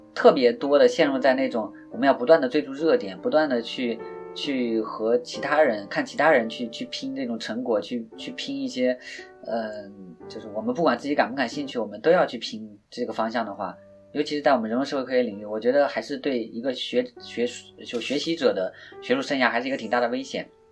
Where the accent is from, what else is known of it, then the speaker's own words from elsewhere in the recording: China; first language Chinese; 我自己对中文，呃，我写的时候会，会比较游刃有余一点，因为毕竟这是母语在自己的这个语言环境下长大，也是我们中国自己这片大地上发生的问题